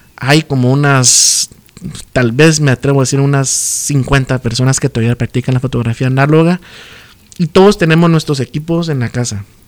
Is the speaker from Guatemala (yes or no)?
yes; Chiquimula, Guatemala; born or raised there; also born or lived in Izabal; now in Guatemala City, Guatemala